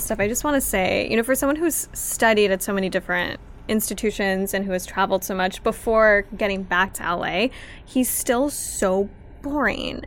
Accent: Los Angeles, California, United States; I'm from Pacoima. I grew up around a lot of street art and graffiti

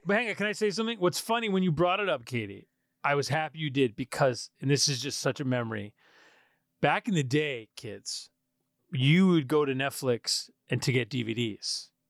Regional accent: Poughkeepsie, New York, United States; I'm from Poughkeepsie, New York.

